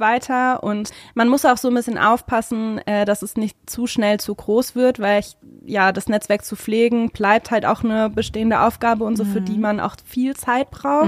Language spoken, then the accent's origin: German; Hesse, Germany; moved away as an adult; now in Berlin, Germany; Ich bin keine echte Berlinerin leider, sondern aus Hessen und bin vor vier Jahren jetzt genau nach Berlin gekommen